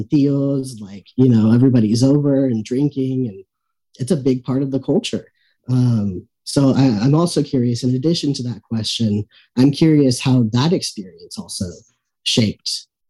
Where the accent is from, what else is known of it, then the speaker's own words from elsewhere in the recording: the Valley, Texas, United States; moved away as an adult; I had been out of the Valley for a while, but still had many ties, of course.